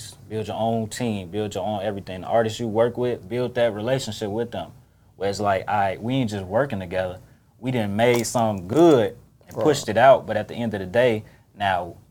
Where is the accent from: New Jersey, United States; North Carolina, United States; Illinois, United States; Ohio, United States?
Illinois, United States; Chicago; I'm from the East side